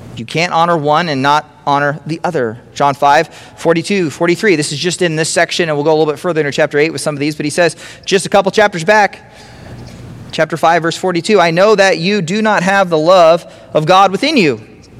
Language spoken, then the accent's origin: English; Grand Island, Nebraska, United States; moved away as an adult; also born or lived in Los Angeles; i grew up around grand island